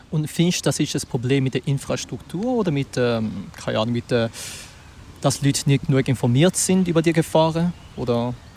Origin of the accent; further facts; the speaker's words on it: Zurich, Switzerland; ich persönlich bin auch ein Zürcher